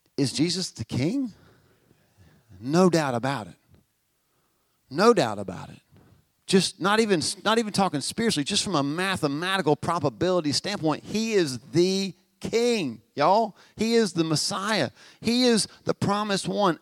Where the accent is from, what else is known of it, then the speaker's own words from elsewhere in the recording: Albemarle, North Carolina, United States; Albemarle, see ya. I mean, I, I, grew up here.